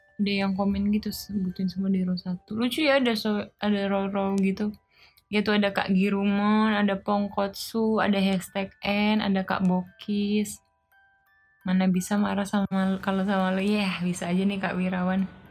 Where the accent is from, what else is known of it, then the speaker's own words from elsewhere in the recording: Indonesia; aku juga orang Indonesia